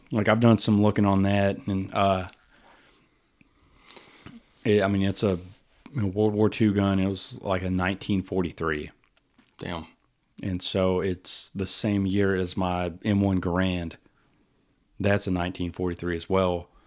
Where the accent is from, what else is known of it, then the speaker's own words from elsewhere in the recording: Winnie, Texas, United States; I grew up outside of Winnie.